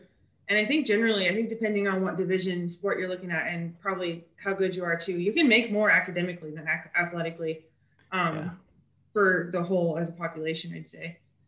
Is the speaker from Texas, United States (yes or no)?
no; Kansas, United States; moved away as an adult; also born or lived in Iowa; now in Tennessee, United States; I grew up in Kansas, but I lived in Iowa for about 5 years before moving down here to Tennessee.